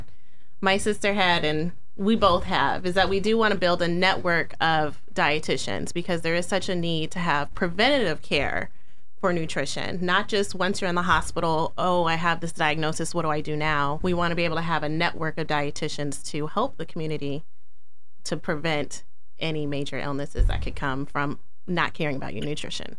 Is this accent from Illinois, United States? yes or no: yes; Chicago, Illinois, United States; now in Sacramento, United States; My sister and I, we were born here in Sacramento and we stayed here early elementary years, but I claim for myself that I feel like I grew up in the Chicago area